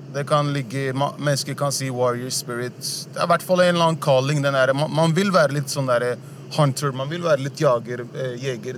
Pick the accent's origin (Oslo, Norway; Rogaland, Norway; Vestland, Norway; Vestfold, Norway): Oslo, Norway; also born or lived in Furuset, Oslo; jeg er oppvokst på Sankthanshaugen.